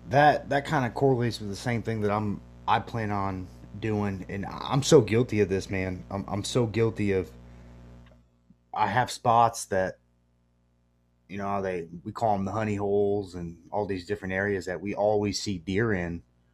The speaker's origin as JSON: {"language": "English", "region": "Michigan", "country": "United States", "tie": "born or raised there", "moved": "yes", "said": "born and raised in Michigan"}